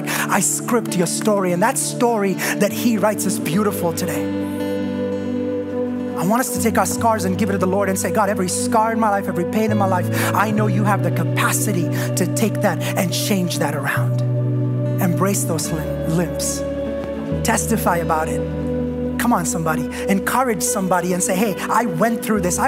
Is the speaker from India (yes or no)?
yes; India; moved away; I was born and raised in India